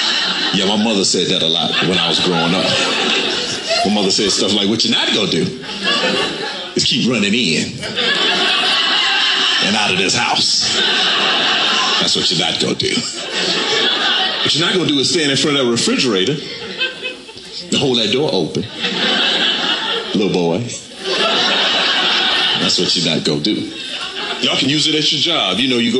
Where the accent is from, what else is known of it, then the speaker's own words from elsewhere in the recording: Camden, South Carolina, United States; I'm from South Carolina. I'm from a town, Camden, South Carolina. From the South. I tell people wherever I go, I'm from the South with an F and not a TH. From the South.